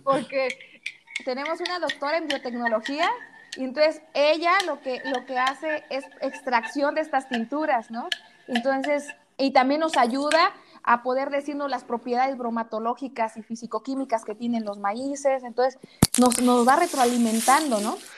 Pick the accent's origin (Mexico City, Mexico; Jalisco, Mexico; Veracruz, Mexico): Jalisco, Mexico; El Platanar; now in Guadalajara, Mexico